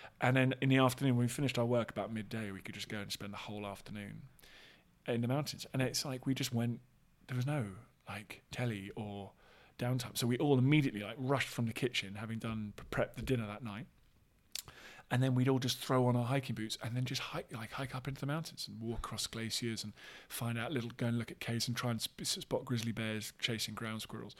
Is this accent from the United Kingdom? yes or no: yes; London, United Kingdom; all this kind of stuff that maybe I hadn't had exposure to growing up in Southwest London, a kind of suburb.